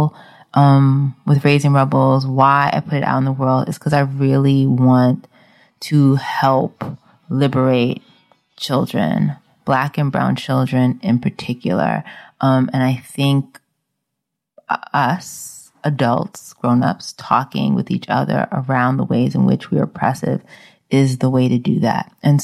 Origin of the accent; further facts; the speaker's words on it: New York City, New York, United States; moved away; also born or lived in Brooklyn; I'm from the Bronx